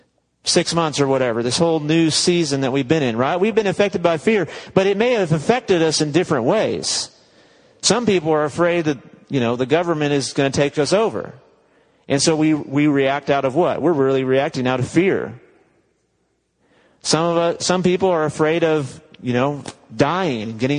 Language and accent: English; United States; now in West Texas, United States; American Christians